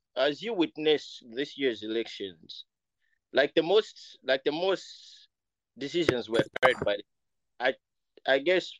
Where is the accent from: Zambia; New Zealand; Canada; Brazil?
Zambia; Kitwe, Copperbelt Province; moved away; I came from Zambia, the Copper Belt Kitwe. Kamitondo, those who are from there, they understand.